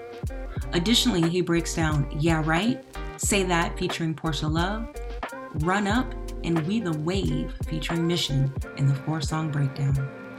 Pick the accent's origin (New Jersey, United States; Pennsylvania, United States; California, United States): California, United States; Sacramento; So I'm from Sacramento